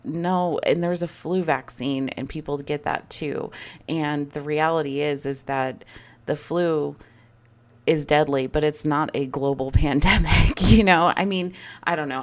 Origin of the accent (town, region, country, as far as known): United States